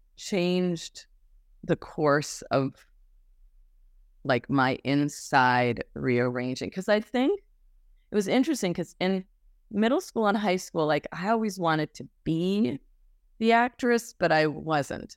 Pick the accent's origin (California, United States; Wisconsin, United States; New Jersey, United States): Wisconsin, United States; born or raised there; moved away as an adult; also born or lived in Illinois; now in Los Angeles, United States